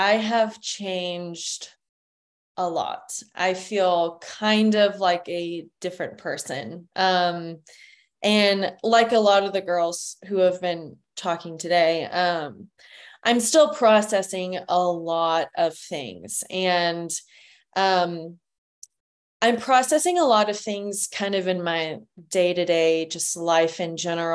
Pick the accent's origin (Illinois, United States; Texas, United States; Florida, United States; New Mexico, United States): Texas, United States; San Antonio; now in Austin, United States; I am originally from San Antonio, Texas